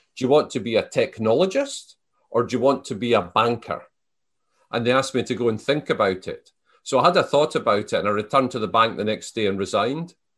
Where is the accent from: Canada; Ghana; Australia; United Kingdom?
United Kingdom; Selkirk, Scotland; moved away as an adult; I was born in the Scottish Borders. So, the, the town I was born in, Selkirk, my family have been there for four hundred years.